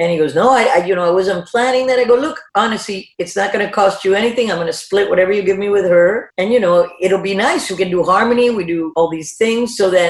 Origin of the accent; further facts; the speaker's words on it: South Carolina, United States; That summer, my mom drags me to a wedding of one of my dad's army buddy's daughter that I grew up with in South Carolina.